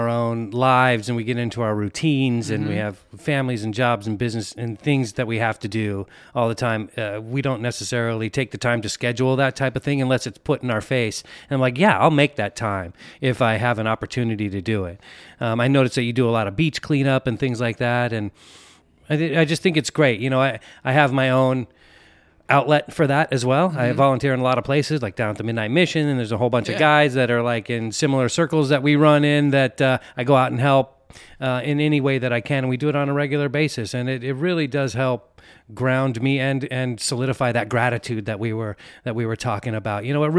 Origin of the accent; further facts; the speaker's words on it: Pleasant Hill, California, United States; moved away; I'm from Pleasant Hill.